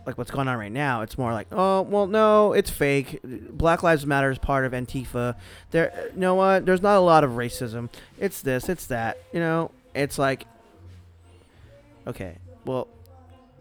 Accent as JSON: {"language": "English", "region": "California", "country": "United States", "tie": "born or raised there", "said": "We grew up in California"}